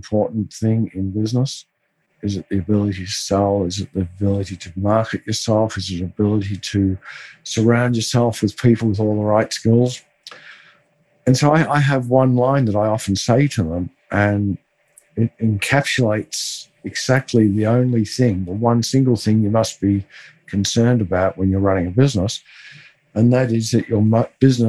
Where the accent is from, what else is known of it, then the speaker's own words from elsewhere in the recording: Melbourne, Victoria, Australia; I grew up in Melbourne